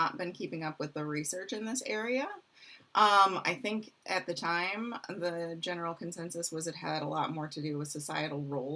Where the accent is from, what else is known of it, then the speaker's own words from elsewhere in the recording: Michigan, United States; moved away as an adult; I'm from Michigan